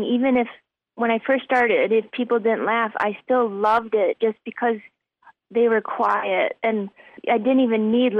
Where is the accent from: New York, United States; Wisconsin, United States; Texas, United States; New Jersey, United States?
Wisconsin, United States; moved away; also born or lived in Minnesota / Nashville, Tennessee; I was born in Minnesota, grew up in Wisconsin